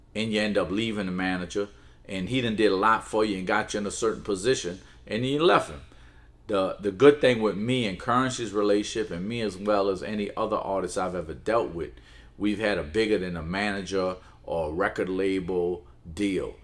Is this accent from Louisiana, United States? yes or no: yes; New Orleans, Louisiana, United States; also born or lived in Palestine; raised in New Orleans. So I've been in New Orleans all my life